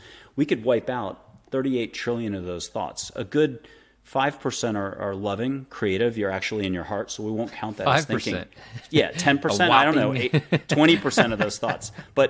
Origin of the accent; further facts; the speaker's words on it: East Coast, United States; also born or lived in Florida / Nantucket / Boston / Paris; I had moved 25 to 42, 43 times on the East Coast. Mostly I'm from the East Coast, up and down from Florida, Mid-Atlantic, Nantucket, went to high school at Andover outside of Boston, did a year in Paris, blah, blah, blah.